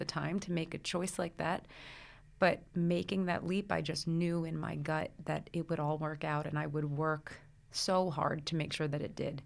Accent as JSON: {"language": "English", "area": "Brooklyn", "region": "New Jersey", "country": "United States", "tie": "born or raised there", "said": "I grew up in the Brooklyn, New Jersey area. So I was born in Brooklyn. I went to school in New Jersey."}